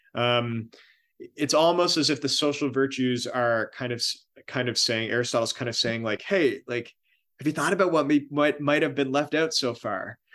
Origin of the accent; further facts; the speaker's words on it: Miramichi, New Brunswick, Canada; my hometown, Miramichi